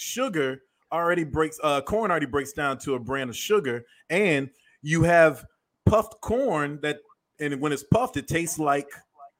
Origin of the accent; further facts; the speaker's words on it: Macon, Georgia, United States; Now, I come from Macon, Georgia, Bibb County, deep south. Mama had a soul food restaurant. Grandmother raised hogs